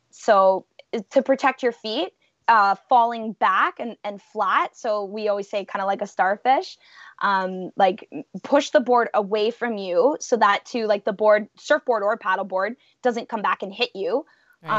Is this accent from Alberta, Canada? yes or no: no; Welland River, Ontario, Canada; born or raised there